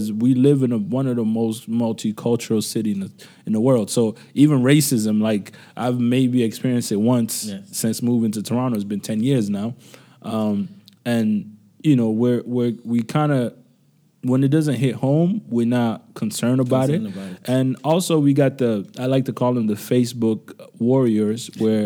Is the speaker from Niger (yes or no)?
yes; Niger; moved away; Niamey, which is my home country